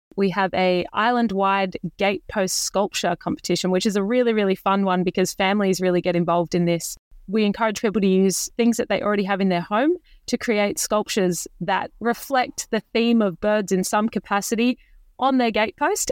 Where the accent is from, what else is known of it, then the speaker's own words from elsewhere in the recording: Bendigo, Victoria, Australia; I, I grew up in Bendigo